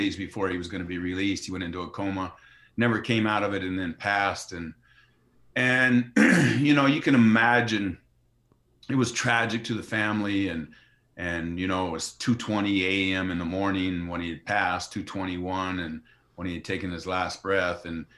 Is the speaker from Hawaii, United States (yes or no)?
no; New York, United States; after growing up in Yankee Stadium, and it's like, you know, being around my father's environment and being inspired to want to follow in his footsteps